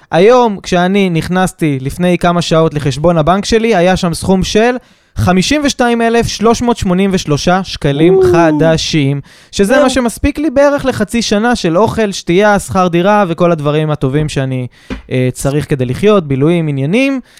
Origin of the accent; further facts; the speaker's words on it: Kfar Saba, Central District, Israel; זיכרונות מהשכונה בכפר סבא